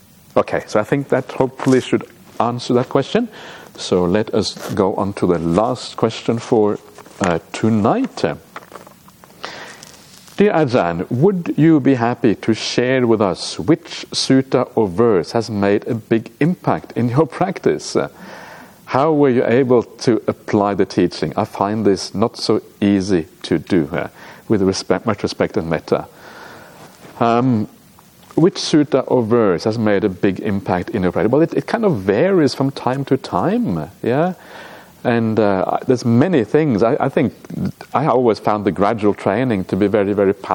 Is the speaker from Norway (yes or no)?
yes; Norway; moved away; I come from Norway. Norway's like a mountainous country